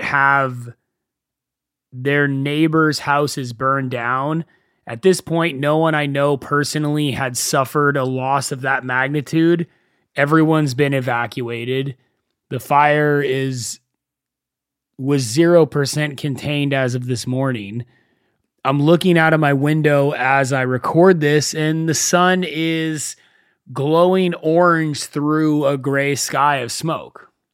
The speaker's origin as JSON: {"language": "English", "town": "Thousand Oaks", "region": "California", "country": "United States", "tie": "born or raised there", "moved": "as an adult", "lives_now": "West Hollywood, United States", "said": "I live in West Hollywood, and I grew up in a town called Thousand Oaks"}